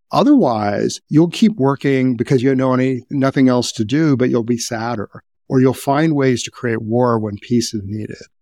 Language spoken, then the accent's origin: English; Midwest, United States; I was growing up in the Midwest